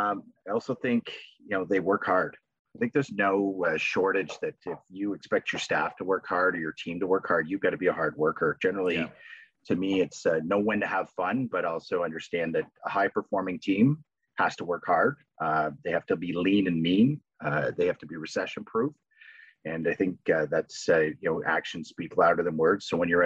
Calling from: Napanee, Ontario, Canada; I'm calling in from Napanee, Ontario.

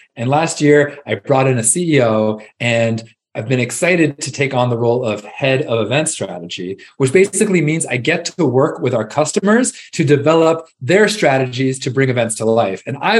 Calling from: Austin, Texas, United States; I'm calling in from Austin, Texas, where I live with my family, two kids, and wife.

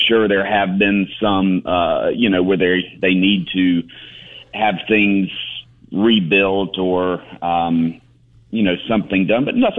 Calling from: Boiling Springs, South Carolina, United States; I am actually in Boiling Springs, South Carolina this morning.

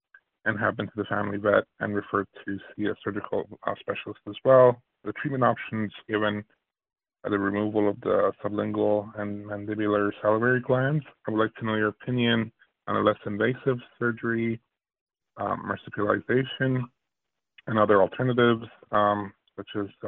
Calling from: Cincinnati, Ohio, United States; I'm calling from Cincinnati, Ohio.

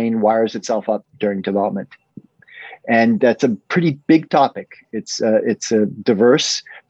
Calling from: Guilford, Connecticut, United States; I'm calling from Guilford, Connecticut, which is a little suburb of New Haven, Connecticut, where Yale is located.

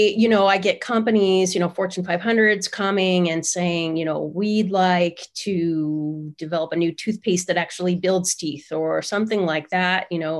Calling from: San Diego, California, United States; I'm in San Diego.

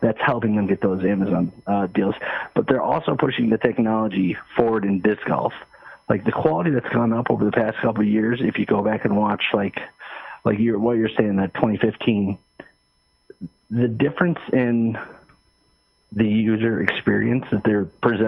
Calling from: Michigan, United States; This is … from Michigan.

